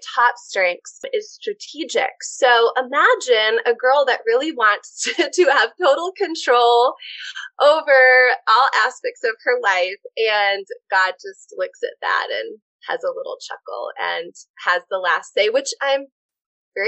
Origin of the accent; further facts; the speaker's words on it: Wisconsin, United States; now in Pensacola Beach, United States; I'm a transplant from Wisconsin